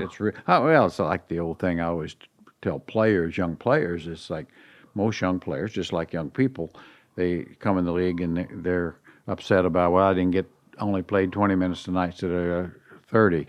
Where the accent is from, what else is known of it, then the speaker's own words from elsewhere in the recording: Indiana, United States; moved away; growing up in Indiana